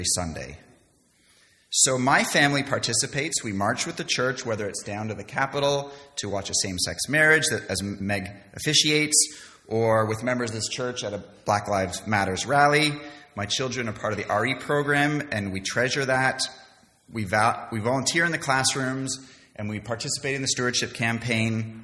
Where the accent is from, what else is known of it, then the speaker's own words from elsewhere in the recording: Canada; moved away; also born or lived in London; I was born and raised in Canada, didn't go to a church at all when I was a child